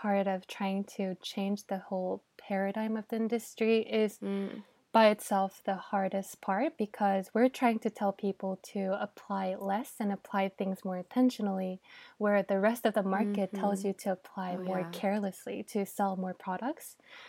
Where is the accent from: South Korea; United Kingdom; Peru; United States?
South Korea; Yeah, I think so, especially growing up in Korea.